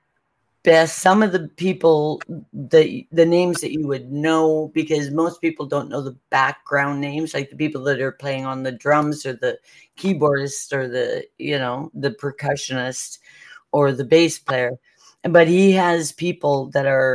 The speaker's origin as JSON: {"language": "English", "country": "Canada", "said": "I am Canadian"}